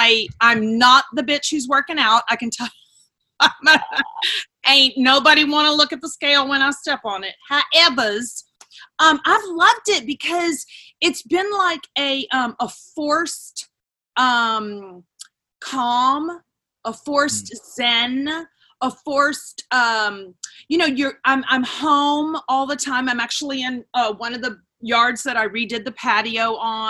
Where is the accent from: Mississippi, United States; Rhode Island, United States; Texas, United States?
Texas, United States; Houston; now in Dallas, United States; I grew up in Houston, Texas, and I currently live in Dallas, Texas